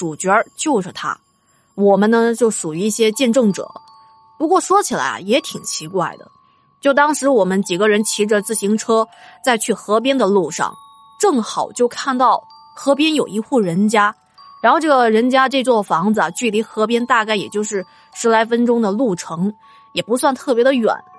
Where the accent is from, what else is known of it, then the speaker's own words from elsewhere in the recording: Yibin, Sichuan, China; 长江零公里的坐标就在我老家那里。金沙江和岷江在宜宾汇流之后才叫长江的。